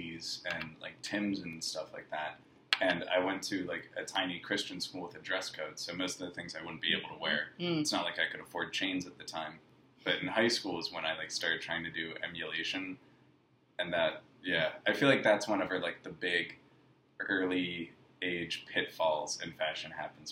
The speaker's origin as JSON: {"language": "English", "town": "Pittsburgh", "region": "Pennsylvania", "country": "United States", "tie": "born or raised there", "said": "I grew up in Pittsburgh"}